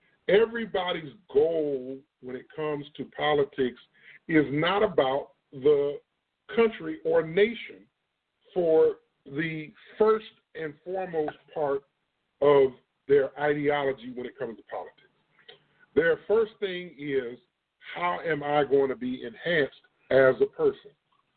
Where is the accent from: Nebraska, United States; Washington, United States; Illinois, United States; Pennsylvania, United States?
Illinois, United States; now in Texas, United States; The reason why y'all hear my voice sound like it does, I'm from Illinois. I'm not originally from Texas. The South has taken me over, but my body still and my mind still has portions of Illinois in it.